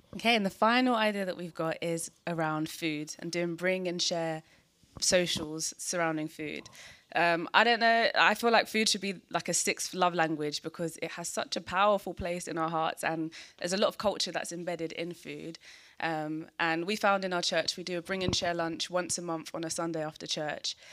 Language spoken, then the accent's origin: English; London, United Kingdom; also born or lived in Peckham / Nigeria (family); I was born in Peckham, and then I moved to South East London to Greenwich